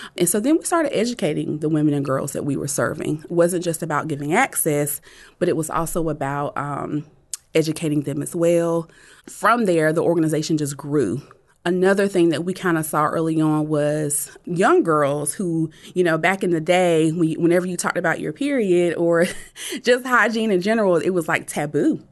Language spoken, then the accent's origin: English; Rocky Mount, North Carolina, United States; Growing up in Nash County, um, if anybody is familiar with, uh, Rocky Mount, North Carolina, it is really a very small and rural, um, town